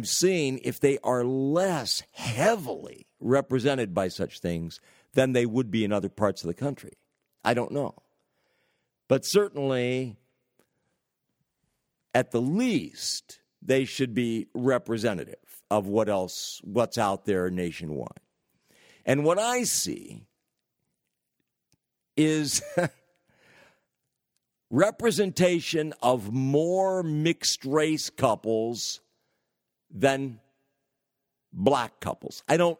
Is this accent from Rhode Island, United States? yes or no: no; California, United States; I'm originally from the San Francisco Bay Area, and I've lived in many parts of the United States of America, but currently in northern New England